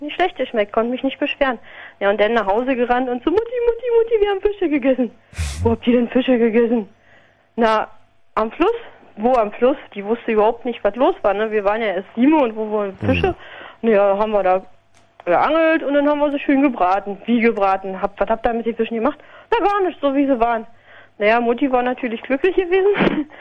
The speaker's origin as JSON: {"language": "German", "area": "near Kraków", "region": "Lesser Poland", "country": "Poland", "tie": "born or raised there", "second_language": "German", "moved": "yes", "lives_now": "Frankfurt (Oder), Germany", "said": "da, wo ich eigentlich geboren bin, ja, das ist so Tiefpolen bei Krakau irgendwo"}